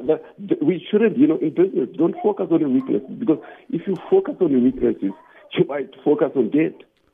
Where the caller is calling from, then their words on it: Cape Town, Western Cape, South Africa; I'm calling from Cape Town now.